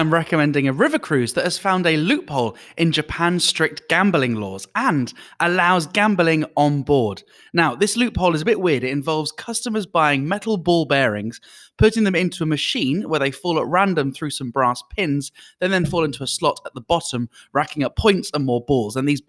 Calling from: Kuala Lumpur, Federal Territory of Kuala Lumpur, Malaysia; I'm also one of your hosts, and I'm calling in this week as well from Kuala Lumpur.

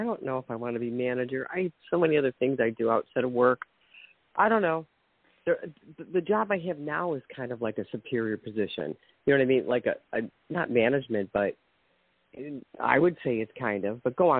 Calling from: Ohio, United States; from Ohio.

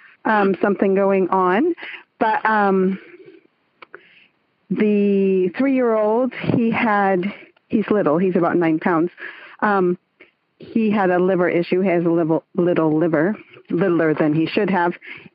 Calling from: San Francisco Bay Area, East Bay, California, United States; I'm calling in from the San Francisco Bay Area, the East Bay, really.

